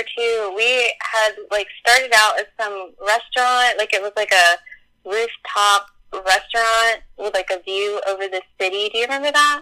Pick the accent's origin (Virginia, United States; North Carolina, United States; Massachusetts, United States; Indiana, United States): North Carolina, United States; Charlotte; I'm from Charlotte, North Carolina.